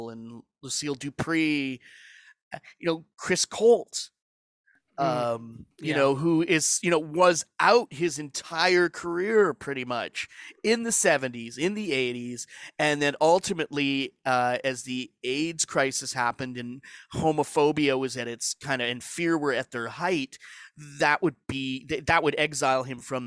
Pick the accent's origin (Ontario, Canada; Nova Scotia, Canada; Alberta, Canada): Alberta, Canada; growing up in Alberta